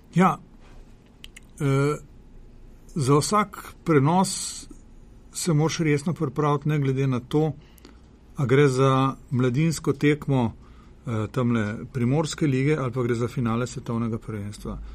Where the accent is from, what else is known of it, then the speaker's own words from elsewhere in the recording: Slovenia; Slovenci smo